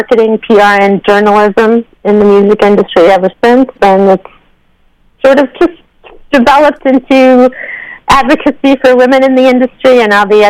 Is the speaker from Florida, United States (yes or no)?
no; Massachusetts, United States; also born or lived in Brooklyn, New York; I grew up in Massachusetts. And I'm actually part-time living in the beach house that I grew up